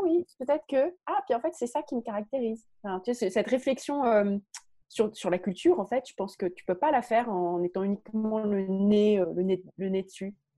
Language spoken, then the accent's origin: French; France; je suis française.